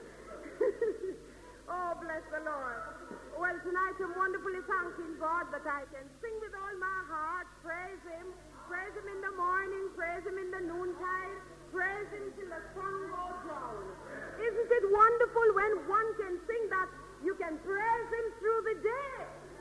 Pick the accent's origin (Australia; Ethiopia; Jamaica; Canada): Jamaica; now in United Kingdom; I came from Jamaica